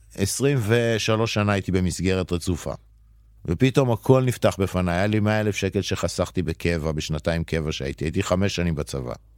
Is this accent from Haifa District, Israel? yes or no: no; Jerusalem, Jerusalem District, Israel; moved away as an adult; המקור הוא ירושלמי, אה, לפני 40 שנה. אה, נולדתי שם, גדלתי שם 18 שנה.